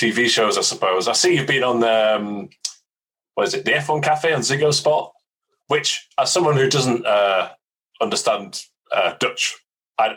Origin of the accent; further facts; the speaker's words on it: United Kingdom; I am British